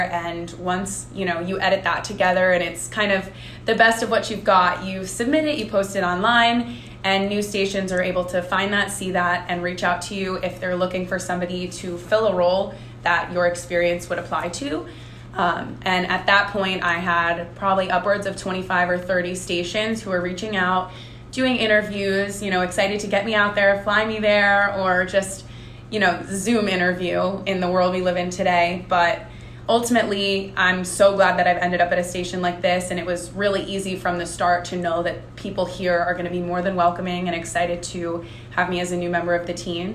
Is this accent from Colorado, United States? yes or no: no; New Jersey, United States; moved away as an adult; now in Charleston, United States; I'm from New Jersey. The beach is a, a big component of my life up up north